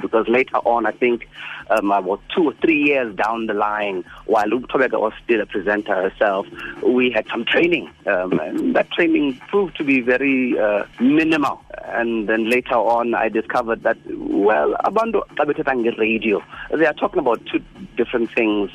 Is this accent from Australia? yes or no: no; Mthatha, Eastern Cape, South Africa; also born or lived in King William's Town; I was born and bred in Umtata